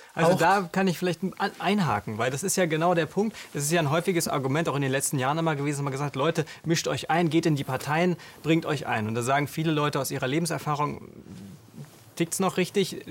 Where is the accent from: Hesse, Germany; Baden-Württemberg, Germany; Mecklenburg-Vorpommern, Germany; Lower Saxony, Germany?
Mecklenburg-Vorpommern, Germany; bei uns in Mecklenburg